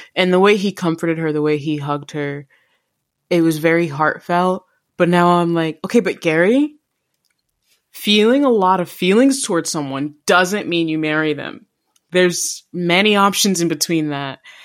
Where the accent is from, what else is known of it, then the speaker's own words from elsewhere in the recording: Jamaica; being Jamaican